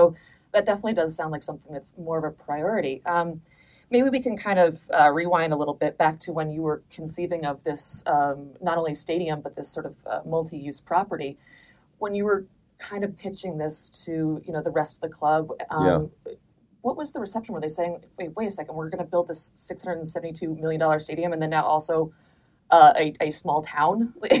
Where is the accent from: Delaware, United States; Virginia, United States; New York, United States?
New York, United States; New York City; as a New Yorker who saw the transition from Shea to Citi Field